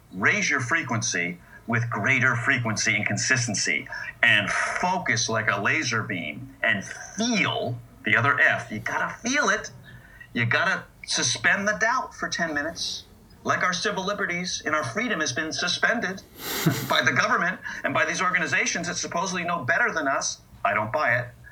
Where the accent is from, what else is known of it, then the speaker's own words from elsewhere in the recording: United States; I'm an American and was born with these ideals